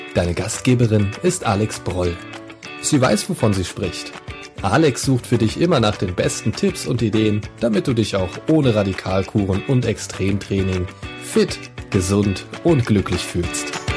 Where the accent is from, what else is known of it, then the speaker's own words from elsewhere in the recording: Munich, Bavaria, Germany; ich komme ja aus München